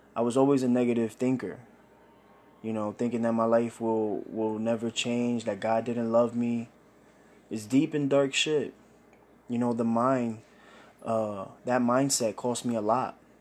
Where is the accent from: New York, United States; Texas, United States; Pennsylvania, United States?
New York, United States; New York City; I grew up in Brooklyn, New York, Bushwick